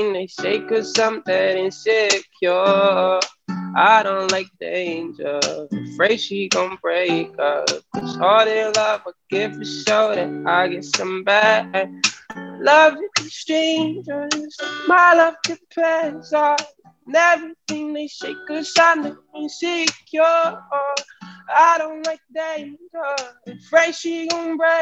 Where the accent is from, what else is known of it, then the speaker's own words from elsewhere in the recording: Germany; moved away as an adult; also born or lived in Cape Town, South Africa; now in Toronto, Canada; I was born in Cape Town, South Africa. Lived there until I was like 2 years old. Moved with my mom and my brother to Germany, and did like kindergarten, high school, all